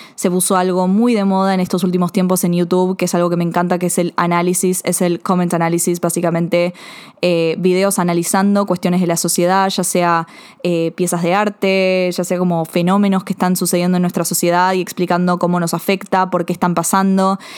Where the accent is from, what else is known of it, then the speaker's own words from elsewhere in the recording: Buenos Aires, Argentina; siempre crecí, viví en Buenos Aires, Argentina